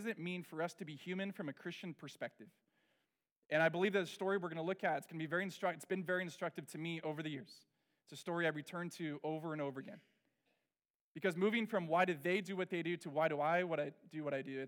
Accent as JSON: {"language": "English", "area": "Orange County", "region": "California", "country": "United States", "tie": "born or raised there", "said": "I grew up in Orange County"}